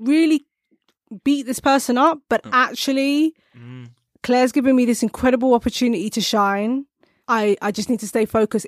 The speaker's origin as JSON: {"language": "English", "country": "United Kingdom", "tie": "born or raised there"}